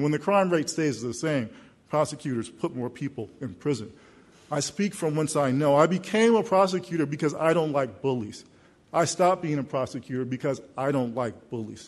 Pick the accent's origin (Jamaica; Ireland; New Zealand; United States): United States; I'm a hometown kid. I grew up in the South Side in a neighborhood just not far from here